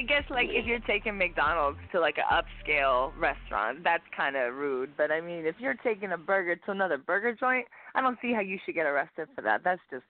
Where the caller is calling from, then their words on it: London, Ontario, Canada; Hey, girl, we calling from London, Ontario, Canada.